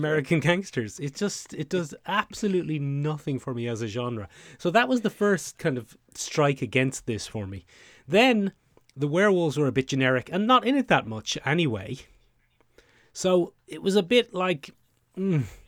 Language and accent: English; Ireland; the way we as Irish people pronounce can is probably a bit shorter than how Americans pronounce can anyway.